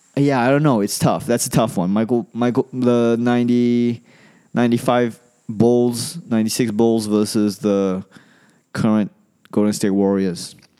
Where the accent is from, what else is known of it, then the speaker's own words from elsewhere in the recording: Malaysia; moved away as an adult; also born or lived in Australia / New York; I come from Malaysia.